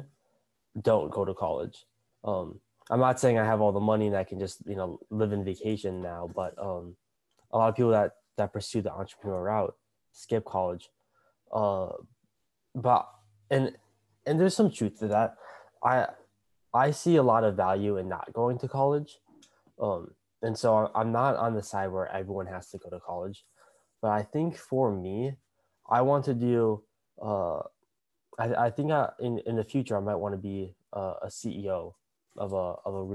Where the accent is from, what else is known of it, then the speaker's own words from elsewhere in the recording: Minnesota, United States; moved away as an adult; now in California, United States; But I grew up in Minnesota. And besides the past year, I've lived in Minnesota my entire life